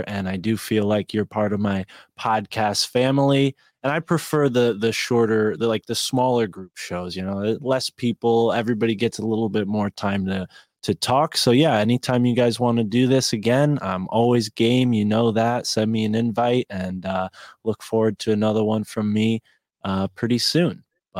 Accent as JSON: {"language": "English", "region": "Connecticut", "country": "United States", "said": "I don't know. I'm from Connecticut. We're too polite to do that."}